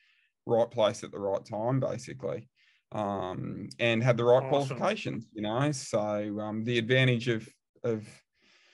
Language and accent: English; Australia; moved away as an adult; also born or lived in England / Waterford, Ireland; I'm from Australia